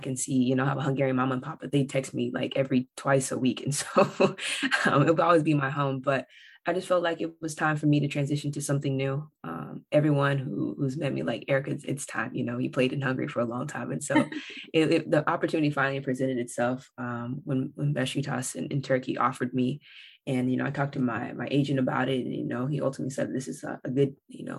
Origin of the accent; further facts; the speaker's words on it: Bakersfield, California, United States; I'm from Bakersfield, California, y'all. We are suburban